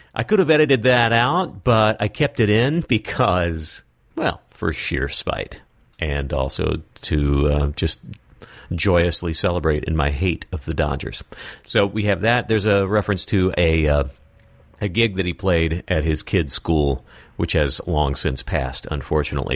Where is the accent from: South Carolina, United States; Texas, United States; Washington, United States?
Texas, United States; West; also born or lived in San Francisco Bay Area; now in Southern California, United States; I grew up in West Texas